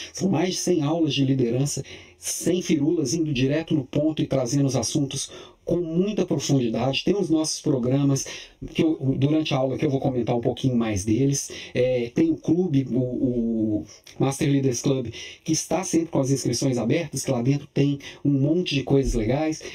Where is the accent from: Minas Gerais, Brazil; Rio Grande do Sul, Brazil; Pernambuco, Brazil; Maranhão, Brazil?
Minas Gerais, Brazil; Belo Horizonte; now in Florianópolis, Brazil; eu também sou mineiro de Belo Horizonte, estou aqui em Florianópolis, mas mineirinho de corpo, alma e coração